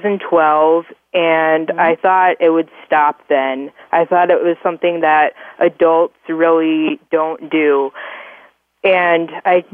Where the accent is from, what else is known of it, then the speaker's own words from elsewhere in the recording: Orange City, Iowa, United States; I was born and raised in Orange City, Iowa